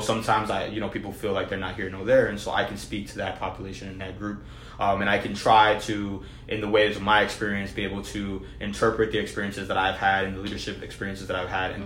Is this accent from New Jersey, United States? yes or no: yes; New Jersey, United States; I was born and raised in New Jersey